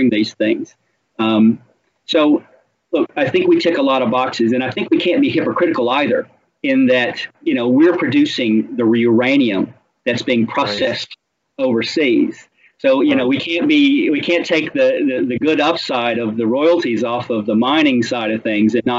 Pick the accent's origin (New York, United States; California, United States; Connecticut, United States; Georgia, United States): Georgia, United States; Tennessee Valley in northwest; moved away as an adult; now in Australia; I grew up in the Tennessee Valley in northwest Georgia, where we had nuclear reactors on these pristine, beautiful lakes